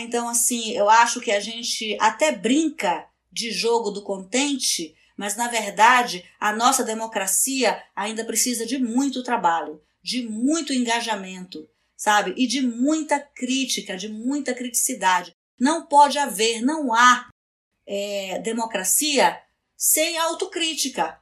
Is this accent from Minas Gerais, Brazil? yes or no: no; Amapá, Brazil; eu nasci na Amazônia. Né? Eu acho assim que nascer na Amazônia, viver na Amazônia, é, num estado como o Amapá